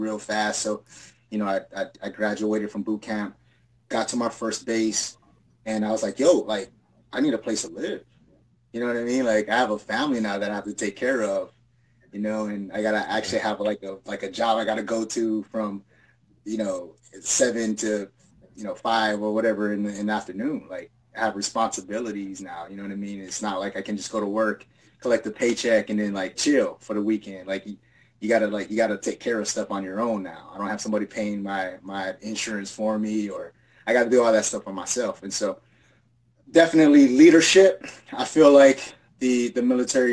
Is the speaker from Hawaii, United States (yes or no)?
yes; Hawaii, United States; moved away as an adult; I'm an island boy, so, I come from Hawaii.